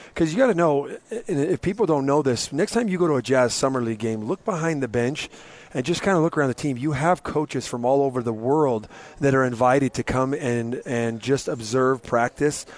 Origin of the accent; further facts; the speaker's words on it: Murray, Utah, United States; I came from Murray High